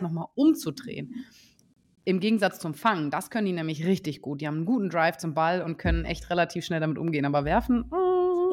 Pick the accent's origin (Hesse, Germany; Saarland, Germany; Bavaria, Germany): Saarland, Germany; Saarbrücken; ich komme ja aus Saarbrücken